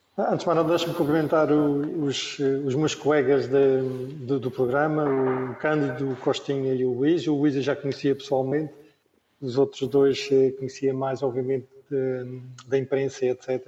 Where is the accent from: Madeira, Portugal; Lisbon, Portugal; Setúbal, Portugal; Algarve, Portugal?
Madeira, Portugal; nasci no sítio certo, na, na, altura certa, que eu sou da Ilha da Madeira, nasci aqui